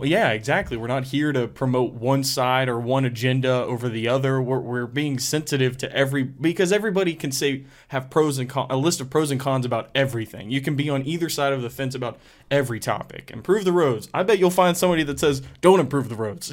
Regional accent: West Virginia, United States

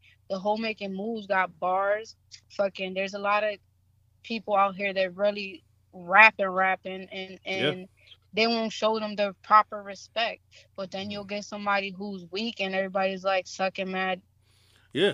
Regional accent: Springfield, Massachusetts, United States; Yeah, I'm from the 413.

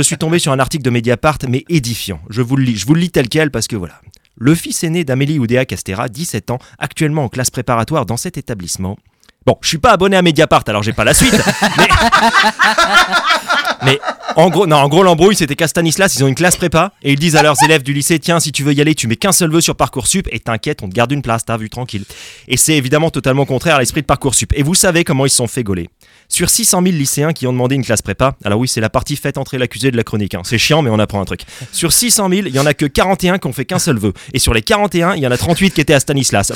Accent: France; on est français

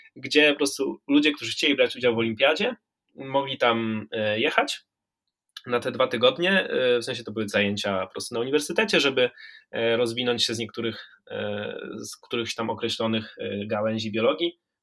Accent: Warmian-Masurian Voivodeship, Poland; ja pochodzę z Mazur

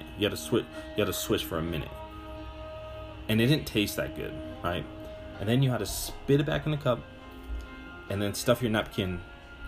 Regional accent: Butte, Montana, United States; now in Colorado, United States; I'm from Butte, Montana.

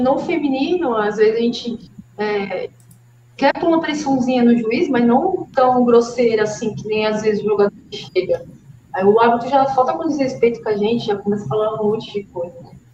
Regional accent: Brazil; Sou brasileira

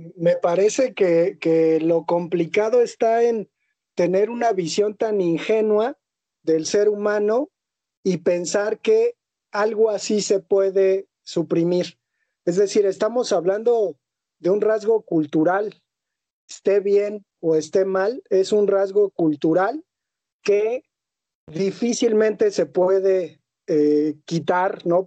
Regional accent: Mexico; Nosotros como hombres mexicanos

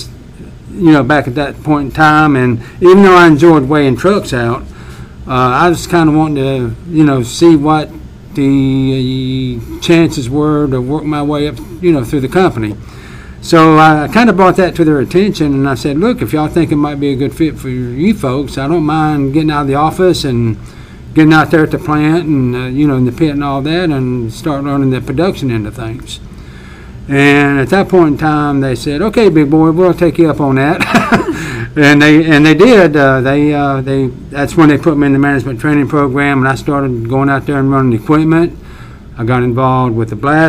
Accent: Gibsonville, North Carolina, United States; also born or lived in Greensboro, North Carolina; my grown-up days, the majority of those were spent in the Whissett and Gibsonville area. As a matter of fact, I graduated at Gibsonville High School

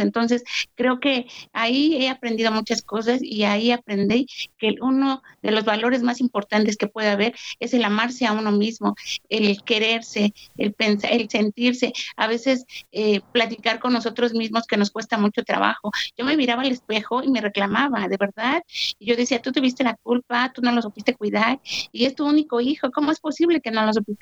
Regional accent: Mexico; soy de México

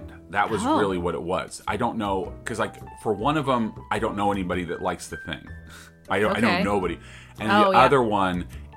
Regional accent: United States; being an American that grew up, that was born in the 80s

